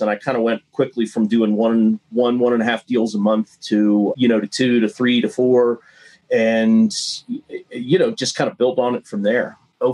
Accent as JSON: {"language": "English", "region": "Ohio", "country": "United States", "tie": "born or raised there", "also_born_or_lived": "Montana", "moved": "as an adult", "said": "I grew up in Ohio got a business degree"}